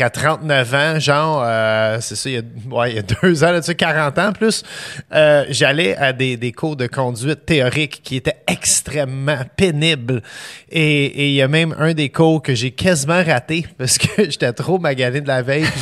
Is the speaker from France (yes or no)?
no; Montreal, Quebec, Canada; À Montréal, Montréal. Born and raised. Absolument. Puis parents divorcés, ma mère dans l'Est, mon père dans le centre-ville